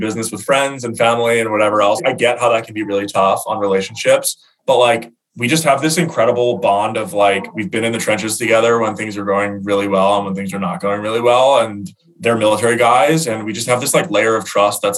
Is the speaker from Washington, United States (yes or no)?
no; Baltimore, Maryland, United States; We grew up together in Baltimore, played football together